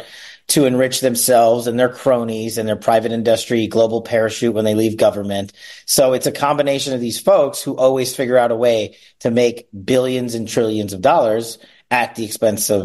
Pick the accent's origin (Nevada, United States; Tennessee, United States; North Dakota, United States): Nevada, United States; Las Vegas; back here in my hometown of Las Vegas